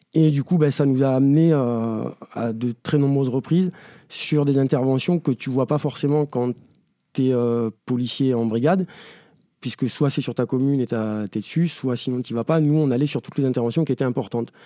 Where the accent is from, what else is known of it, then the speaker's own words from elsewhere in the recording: Ariège, Occitania, France; moved away as an adult; now in Paris, France; moi où j'ai grandi, c'est une petite exception. Euh, on va faire une petite parenthèse, mais le département de l'Ariège